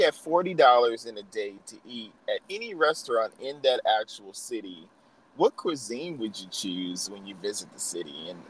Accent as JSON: {"language": "English", "town": "New Orleans", "region": "Louisiana", "country": "United States", "moved": "yes", "said": "I'm from New Orleans originally."}